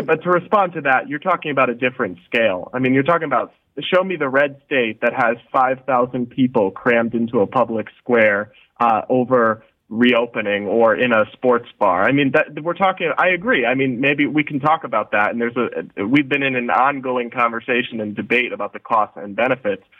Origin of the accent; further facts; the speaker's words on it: United States; as an American